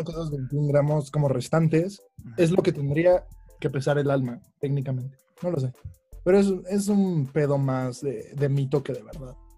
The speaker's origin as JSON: {"language": "Spanish", "country": "Mexico", "said": "nosotros como, bueno, como cultura mexicana"}